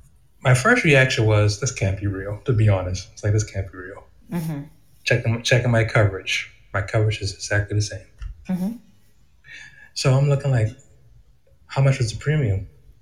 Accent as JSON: {"language": "English", "area": "Charleston area", "region": "South Carolina", "country": "United States", "tie": "born or raised there", "moved": "as an adult", "lives_now": "Cary, United States", "said": "I'm in Raleigh, North Carolina now. I grew up in the Charleston area, particularly in Huey, South Carolina, which is in the Berkeley County of the Tri-County area of Charleston."}